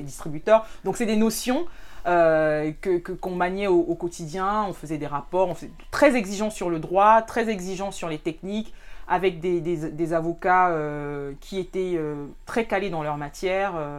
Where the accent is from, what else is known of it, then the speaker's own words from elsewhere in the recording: Cameroon; moved away as an adult; also born or lived in France; je suis camerounaise euh, d'origine euh, et aussi de nationalité